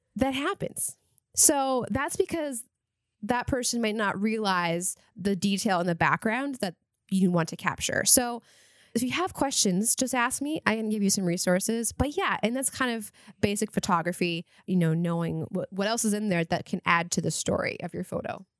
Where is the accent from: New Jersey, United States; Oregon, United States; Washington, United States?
Washington, United States; Eastern; moved away; I grew up in Eastern Washington